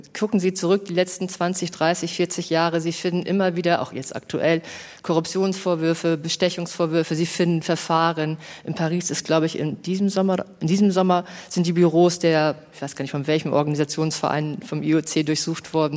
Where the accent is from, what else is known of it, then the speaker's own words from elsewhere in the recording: Hamburg, Germany; Ich komme aus Hamburg.